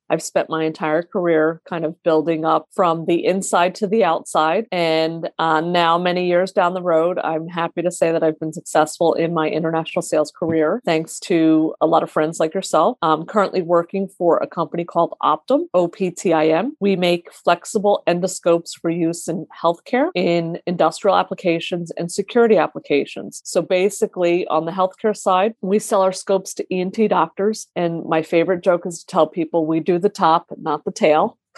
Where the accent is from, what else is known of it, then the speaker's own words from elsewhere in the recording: United States; I was born in the US, but I have two siblings that were actually born in Lebanon.